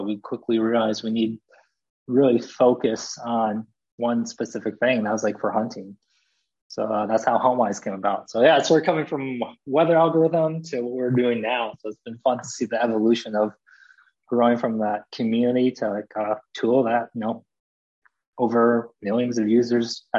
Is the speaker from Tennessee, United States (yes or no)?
no; Michigan, United States; born or raised there; also born or lived in South Korea